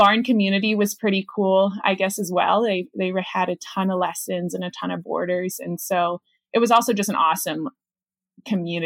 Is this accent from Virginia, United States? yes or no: yes; Charlottesville, Virginia, United States; moved away as an adult; now in Clark, Colorado, United States; I grew up in Charlottesville, Virginia, definitely like true suburban neighborhood